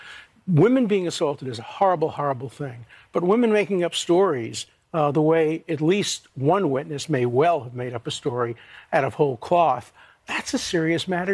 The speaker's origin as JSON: {"language": "English", "town": "New York City", "region": "New York", "country": "United States", "tie": "born or raised there", "said": "growing up in Brooklyn College as a student"}